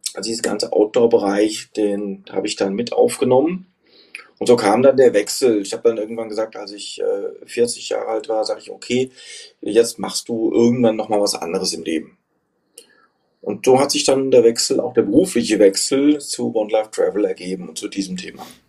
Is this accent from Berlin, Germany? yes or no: no; Frankfurt, Hesse, Germany; moved away; Ich bin in Frankfurt, äh, Hessen geboren und äh, in der Peripherie aufgewachsen